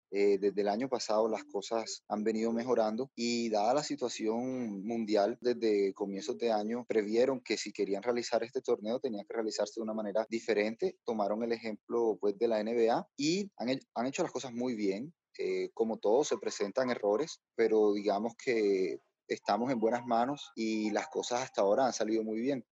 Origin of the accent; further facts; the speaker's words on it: Barranquilla, Atlántico, Colombia; also born or lived in Bogotá; yo soy barranquillero